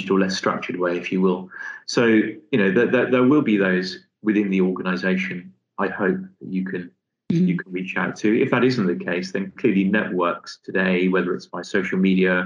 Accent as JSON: {"language": "English", "town": "Liverpool", "region": "North West England", "country": "United Kingdom", "tie": "born or raised there", "also_born_or_lived": "London", "moved": "as an adult", "said": "coming from a fairly modest working class family in Liverpool, hence you can tell by my accent, I'm sure."}